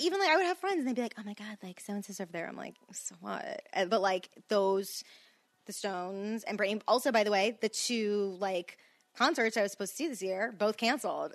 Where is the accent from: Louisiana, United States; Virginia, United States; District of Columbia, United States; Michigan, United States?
Louisiana, United States; I'm from Louisiana too